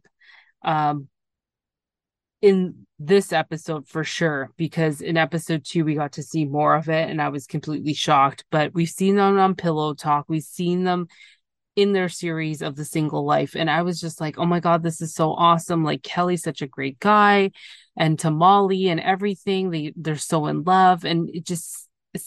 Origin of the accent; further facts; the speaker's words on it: Canada; I'm from Canada.